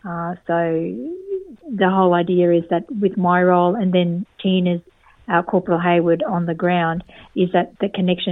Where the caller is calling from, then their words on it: Darwin, Northern Territory, Australia; We're dialing in from Larrakia country in Darwin